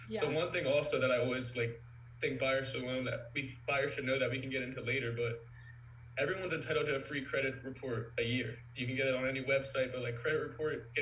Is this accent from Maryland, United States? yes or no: yes; Montgomery County, Maryland, United States; I'm from Montgomery County, Maryland, only specifically. Grew up only, born and raised